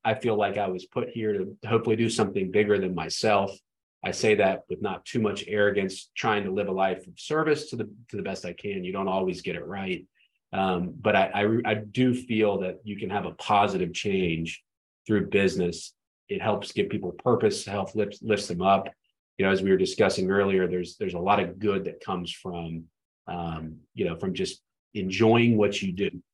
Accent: Atlanta, Georgia, United States; I grew up in Atlanta

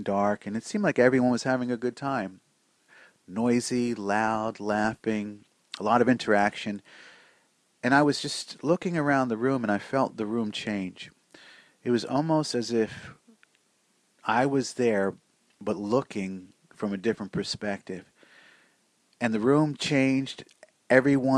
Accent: Newark, New Jersey, United States; also born or lived in Irvington, New Jersey; I grew up in Newark and Irvington, pretty much Essex County urban area, and kind of a city kid.

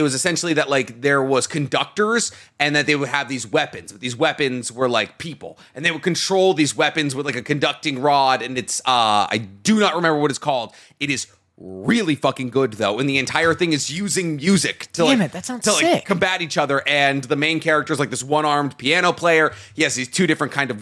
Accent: New England, United States; We grew up in New England.

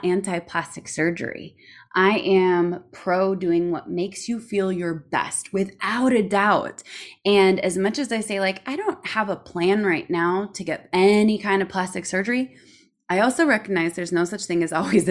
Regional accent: Minnesota, United States; I say niching because I'm from Minnesota

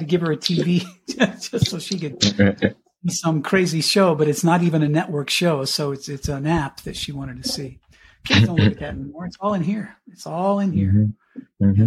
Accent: Cañon City, Colorado, United States; moved away as an adult; also born or lived in Miami / Pueblo, Colorado; I grew up in Canyon City, my hometown, in where the state penitentiary is

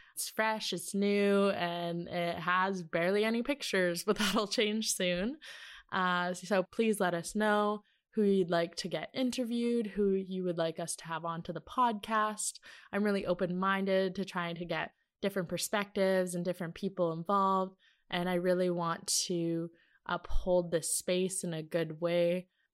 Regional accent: Teslin, Yukon, Canada; ever since a small child growing up in Teslin, Yukon

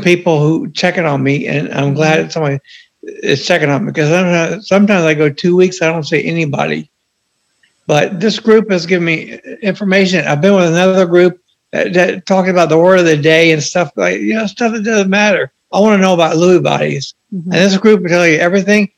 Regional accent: Charleston, South Carolina, United States; I'm from Charleston, South Carolina.

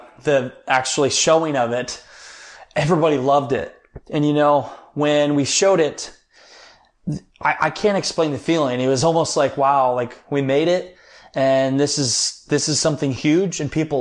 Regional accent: Northeast Iowa, United States; I'm a guy from Northeast Iowa, small town, 750 people. And I grew up where everybody knew everybody.

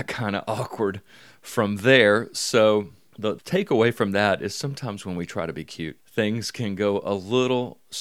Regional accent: Mobile, Alabama, United States

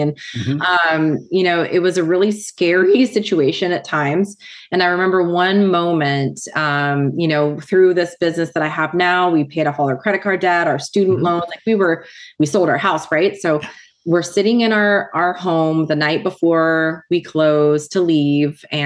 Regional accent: Southern United States, United States; also born or lived in Nicaragua; a true Southern American girl

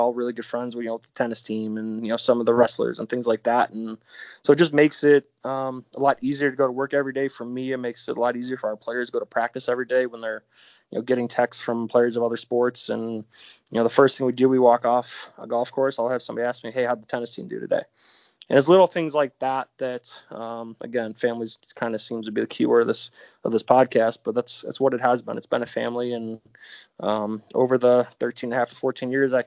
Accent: Brunswick, Ohio, United States; I was born and raised in Brunswick, which is 20 minutes south of Cleveland.

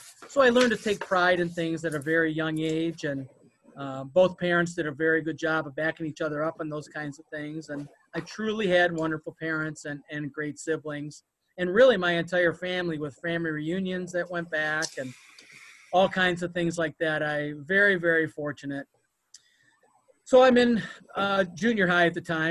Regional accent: Westland, Michigan, United States; We grew up in Westland, Michigan, and went to Livonia schools

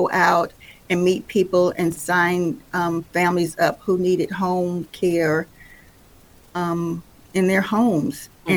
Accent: Detroit, Michigan, United States; moved away as an adult; also born or lived in Shiloh, North Carolina; now in Asheville, United States; I moved away when I was 6 years old and went to Detroit. Stayed there until I graduated from high school

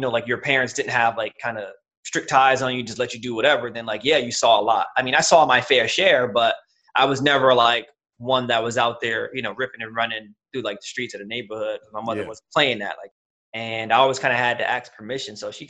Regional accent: Paterson, New Jersey, United States; moved away as an adult; also born or lived in Hackensack, New Jersey / Wayne, New Jersey; now in South Plainfield, United States; I was born in Hackensack Hospital, but raised in Paterson, New Jersey. I'm currently living in South Plainfield, New Jersey, and I am 32, and I'm Black, African-American, baby.

